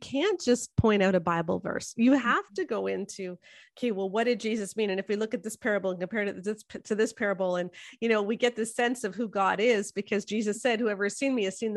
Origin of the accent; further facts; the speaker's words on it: Canada; I'm a Canadian sociologist, in the sense that I have most of my degrees are in sociology and I'm Canadian